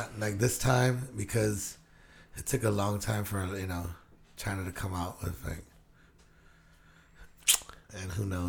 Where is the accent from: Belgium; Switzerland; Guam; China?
Guam; now in Washington, United States; I grew up on Guam.